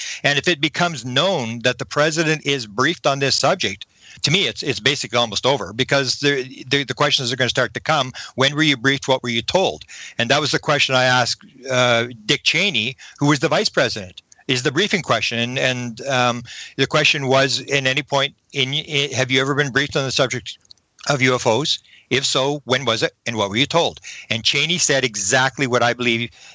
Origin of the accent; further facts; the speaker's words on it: Canada; I'm a Canadian